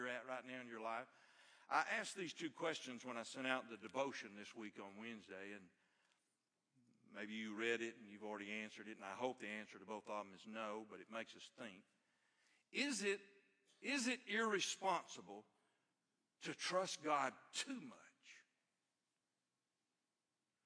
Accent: Ivalee, Alabama, United States; I grew up out in Ivalee, Alabama, in the country

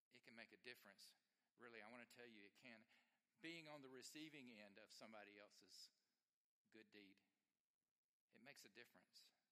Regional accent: Alabama, United States; I grew up in Alabama

